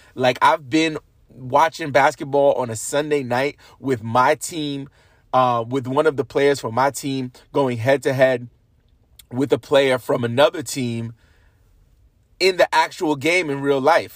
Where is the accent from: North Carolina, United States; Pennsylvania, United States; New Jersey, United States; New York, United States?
New York, United States; being a New Yorker